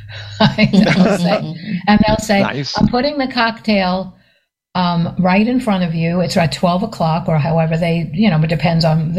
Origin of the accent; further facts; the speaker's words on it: New York, United States; now in Bradenton, United States; I'm from New York yep. originally